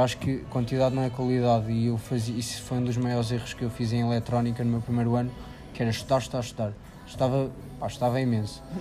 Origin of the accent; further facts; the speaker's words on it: Figueira da Foz, Centro, Portugal; sou da Figueira da Foz.